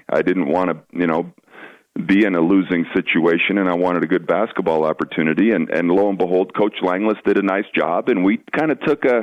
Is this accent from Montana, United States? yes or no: yes; Shelby, Montana, United States; I came from Shelby, and I don't know, you know, the listeners who's ever been up to the gym at Shelby High School